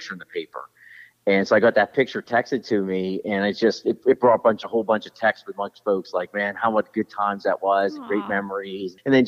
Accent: Johnstown, Pennsylvania, United States; accent: Western PA twang; moved away as an adult; now in Delaware, United States; I'm from Johnstown, PA. It's an hour

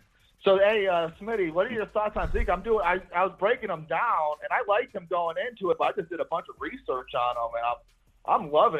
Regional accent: Cleveland, Ohio, United States; I'm from Cleveland

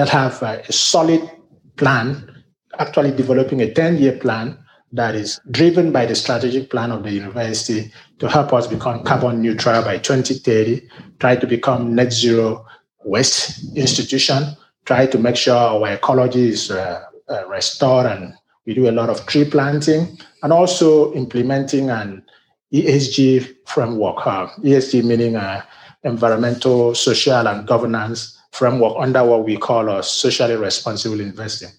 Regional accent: Nigeria; moved away as an adult; also born or lived in Africa; now in United States; As you can see from my accent, I'm a Nigerian-born American.

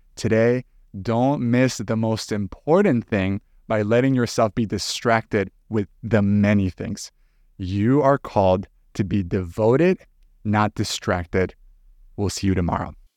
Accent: El Salvador; moved away as an adult; now in United States; I was actually born and raised in El Salvador, and it wasn't until some years ago that I moved to the U S

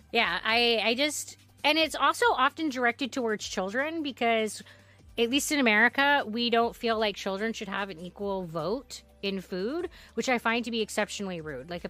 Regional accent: Netherlands; English is a second language; I am a very picky eater and I come from the Netherlands and we eat something called. Oh. Bor. Boerenkool Stamppot.

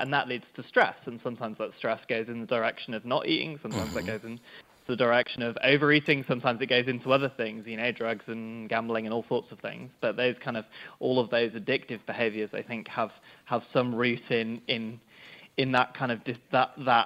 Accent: England, United Kingdom; despite being English

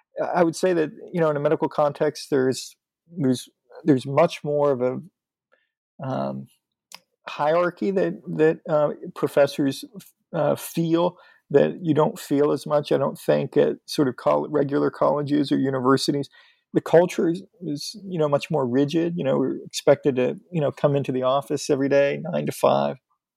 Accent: Pennsylvania, United States; I'm from Western Pennsylvania, north of Pittsburgh.

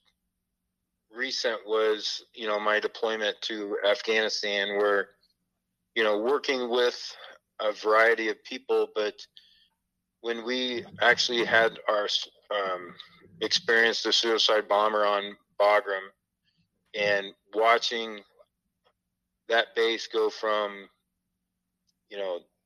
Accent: Fairfield, Iowa, United States; I love Fairfield. It's my hometown.

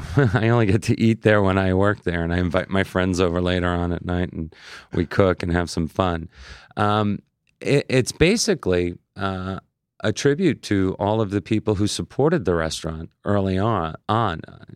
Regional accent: Oceanside, New York, United States; I grew up on the South Shore of Long Island in Oceanside.

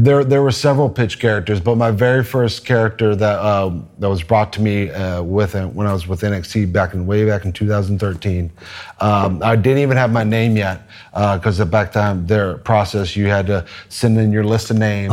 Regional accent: Texas, United States; I'm from Texas

